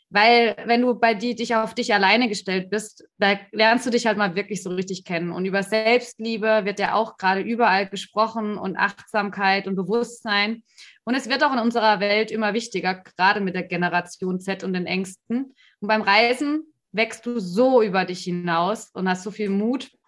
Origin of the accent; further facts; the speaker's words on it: Stuttgart, Baden-Württemberg, Germany; now in Berlin, Germany; Also ich wohne jetzt in Berlin, ich bin eigentlich aus Stuttgart, aus dem Ländle. Dementsprechend auch mit äh, solchen Werten teilweise aufgewachsen.